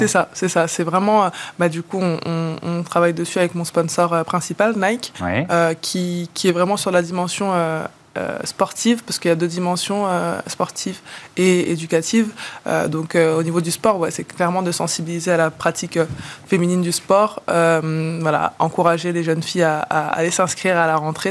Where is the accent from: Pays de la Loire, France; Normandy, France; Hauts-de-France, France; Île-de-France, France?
Île-de-France, France; La Courneuve; also born or lived in Villepinte; Je suis née à Villepinte, j'ai grandi à La Courneuve